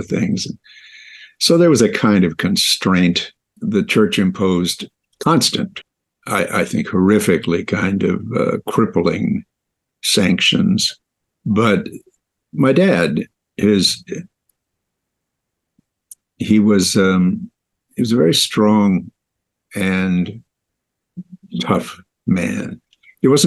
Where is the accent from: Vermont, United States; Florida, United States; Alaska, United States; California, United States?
California, United States; West Hollywood; also born or lived in Minnesota; I was born in Minnesota, but my folks moved here to Los Angeles when I was quite young, two, actually. And I was raised here in West Hollywood, California